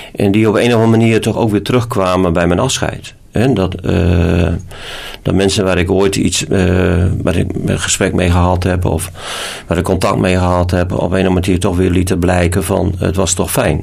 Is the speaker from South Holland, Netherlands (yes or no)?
no; Groningen, Netherlands; moved away; also born or lived in Alblasserwaard; ik ben een Groninger